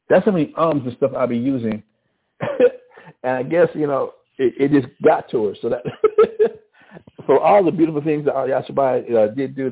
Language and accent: English; Albuquerque, New Mexico, United States; accent: mix of western Louisiana and West Texas; Growing up in Albuquerque, in the northeast side of Albuquerque, it's a crazy accent